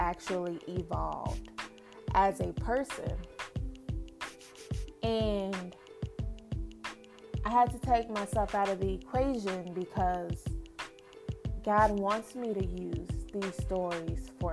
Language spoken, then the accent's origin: English; Lubbock, Texas, United States; also born or lived in Midland, Texas; now in Dallas, United States; I am from West Texas